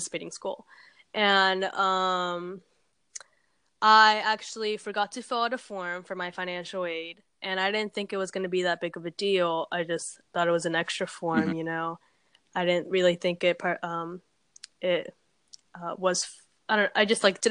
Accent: Orlando, Florida, United States; moved away as an adult; also born or lived in Peru / New Jersey; now in New York, United States; I grew up in Orlando at first and then I went to this very rural place

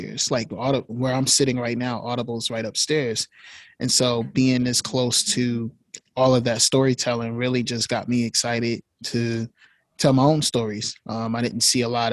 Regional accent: Newark, New Jersey, United States; I'm from Newark

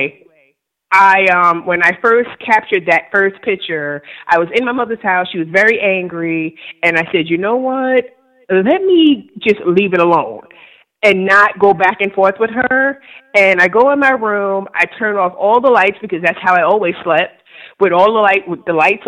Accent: New York, United States; now in Virginia, United States; I live in Virginia right now, but I'm from New York.

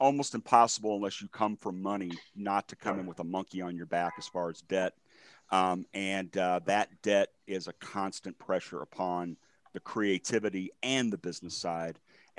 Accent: United States; I'm from America.

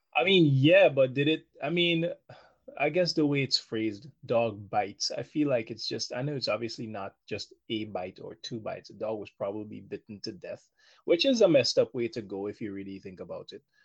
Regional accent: Guyana; when I was a child growing up in Guyana

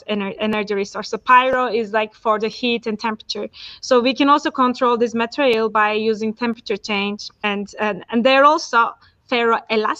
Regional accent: Turkey; moved away as an adult; also born or lived in Istanbul, Turkey; now in Zurich, Switzerland; I'm from Turkey. So I did my primary and high school in Turkey, and then my bachelor Turkey as well

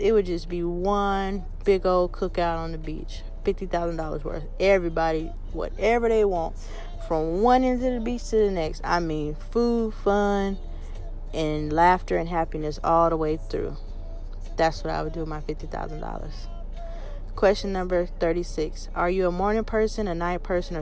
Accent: United States; I love being an American, African American.

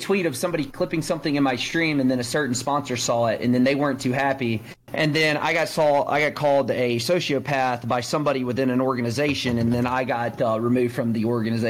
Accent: Mississippi, United States; I'm from Mississippi

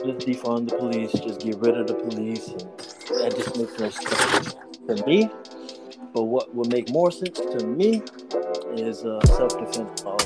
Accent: Midwest, United States; I'm from the Midwest

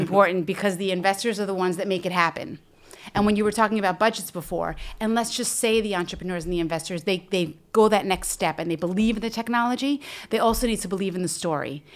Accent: United States; moved away as an adult; now in Israel; as an American, now living in Israel for we, well over a decade

